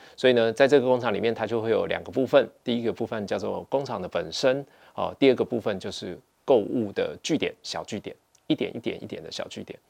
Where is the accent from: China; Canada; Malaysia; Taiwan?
Taiwan; 我们台湾人